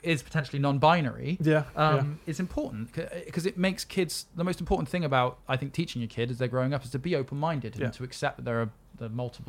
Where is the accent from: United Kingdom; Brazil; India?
United Kingdom; We're British.